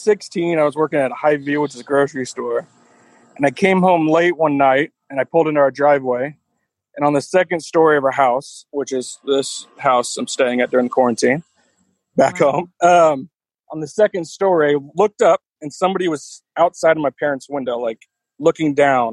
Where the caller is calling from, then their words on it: United States; I'm about 15 minutes south of Kansas City.